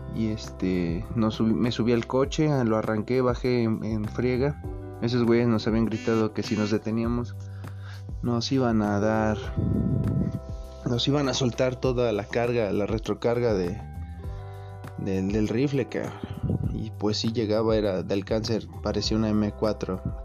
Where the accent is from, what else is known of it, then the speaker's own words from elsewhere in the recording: Ocotlán, Mexico; soy del área de Ocotlán